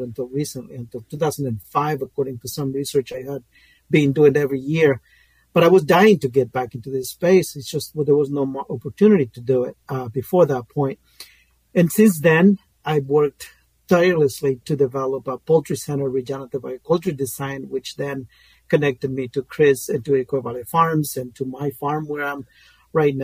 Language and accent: English; Guatemala; moved away; I'm originally from Guatemala. I grew up in the rainforest of Guatemala